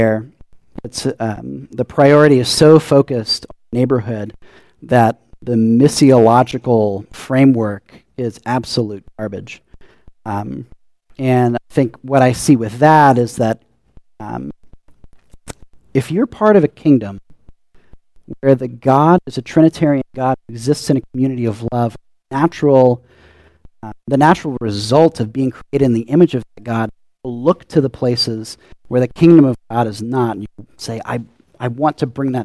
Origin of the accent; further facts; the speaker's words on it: Louisiana, United States; now in Tucson, United States; growing up in Louisiana and then moving to Tucson